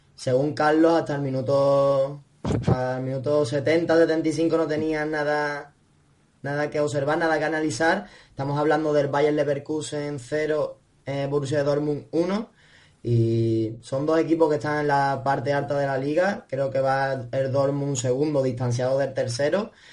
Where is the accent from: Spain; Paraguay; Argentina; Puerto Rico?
Spain; Andalusia; como dicen en mi tierra